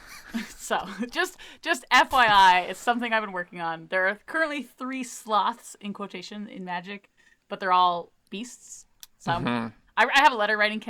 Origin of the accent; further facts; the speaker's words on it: Canada; I'm Canadian